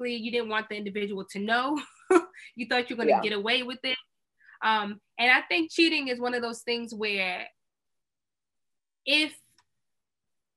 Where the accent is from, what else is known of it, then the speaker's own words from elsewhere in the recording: Maryland, United States; moved away; back where I grew up in Maryland